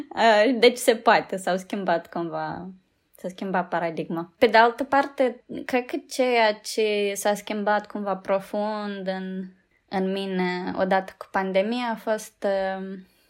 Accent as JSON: {"language": "Romanian", "country": "Moldova", "tie": "born or raised there", "moved": "as an adult", "lives_now": "United Kingdom", "said": "Am crescut, știi, în Moldova"}